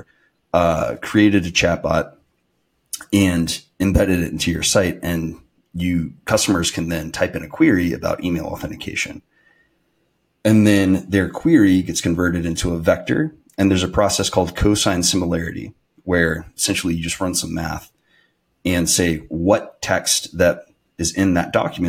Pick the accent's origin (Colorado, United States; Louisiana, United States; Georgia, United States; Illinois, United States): Georgia, United States; North; moved away as an adult; also born or lived in Alabama / San Francisco / Austin, Texas; now in Greenville, United States; I'm originally from North Georgia